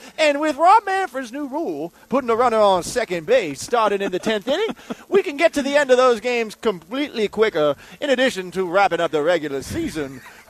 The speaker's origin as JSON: {"language": "English", "region": "Mississippi", "country": "United States", "said": "I'm from Mississippi, and in Mississippi we don't have baseball."}